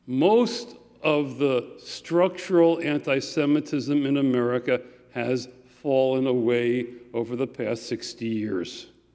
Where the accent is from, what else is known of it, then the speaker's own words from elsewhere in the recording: Minneapolis, Minnesota, United States; moved away as an adult; also born or lived in St. Louis Park, Minnesota; now in Glen Ellyn, United States; When I was growing up in Minneapolis in the 50s and the 60s, many of these restrictions still existed. We lived in the fine community of St. Louis Park, which had lots of Jewish families.